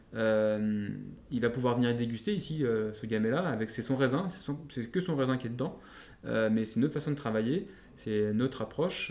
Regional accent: Lyon, Auvergne-Rhône-Alpes, France; en tant que Lyonnais, Lyonnais Pur Lyonnais

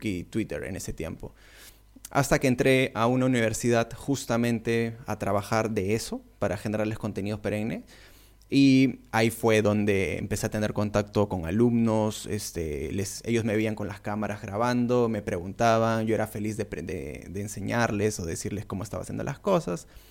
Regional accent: Peru; soy de Perú

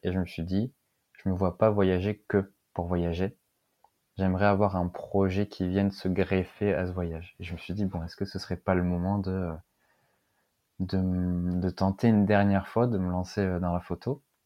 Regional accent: Lille, Hauts-de-France, France; moved away as an adult; also born or lived in south of Rennes; now in Rennes, France; Je suis originaire de Lille, mais je suis venu en Bretagne par amour.

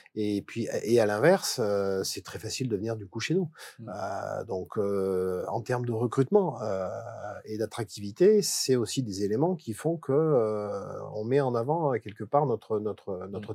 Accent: Valence, Auvergne-Rhône-Alpes, France; also born or lived in Ardèche; Je suis né à Valence. Je suis né à Valence, mais effectivement, j'habite en Ardèche je suis de Romard-des-Choix

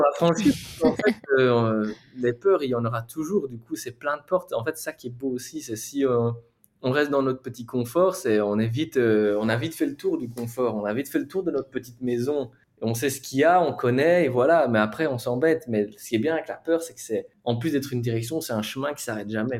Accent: near Charleroi, Wallonia, Belgium; moved away as an adult; now in Barcelona, Spain; Je viens de Belgique. Même pas besoin de dire que je viens de Belgique parce que ça, ça s'entend

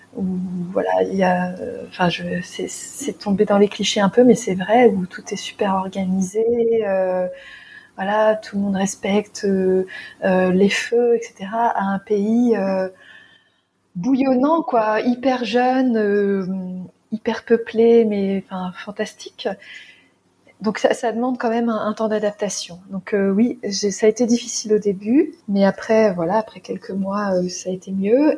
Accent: France; moved away as an adult; j'avais 27 ans quand on est parti, on a quitté la France

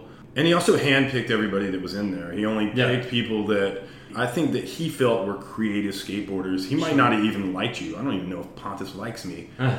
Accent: North Carolina, United States; also born or lived in Florida / Virginia; Yep. I'm originally from North Carolina. We moved there. I say originally. I was actually born in Florida.

